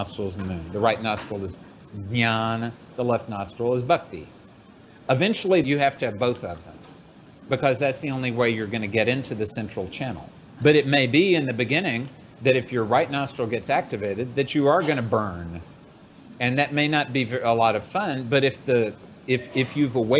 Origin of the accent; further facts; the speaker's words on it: United States; I was born in the West, in the United States